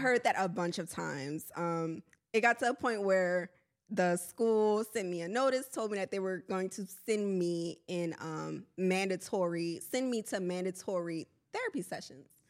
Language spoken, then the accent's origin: English; New Orleans, Louisiana, United States; also born or lived in Honduras; now in Houston, United States; I'm from New Orleans, Louisiana